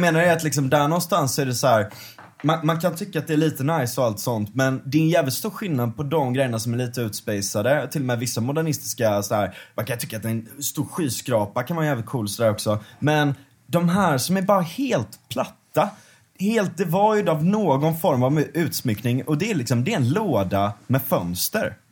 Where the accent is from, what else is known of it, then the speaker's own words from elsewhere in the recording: Gothenburg, Västra Götaland, Sweden; Linnéstan där jag växte upp